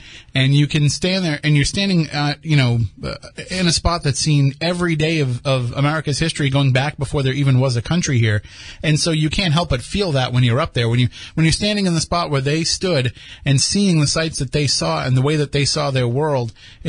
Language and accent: English; Plymouth, Massachusetts, United States; also born or lived in Randolph / Brockton; I grew up in Plymouth. I went to elementary school in Plymouth, and it's always been a big part of my life